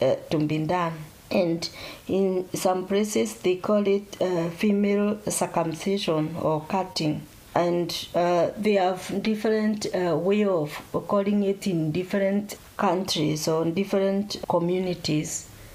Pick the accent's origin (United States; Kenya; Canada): Kenya; moved away as an adult; also born or lived in Slough, United Kingdom; now in Nottingham, United Kingdom; I came in this country 6 years ago. I come from Kenya